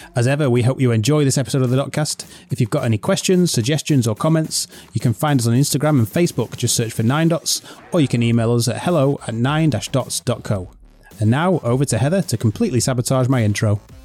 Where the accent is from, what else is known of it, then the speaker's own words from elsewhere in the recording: England, United Kingdom; accent: English; my accent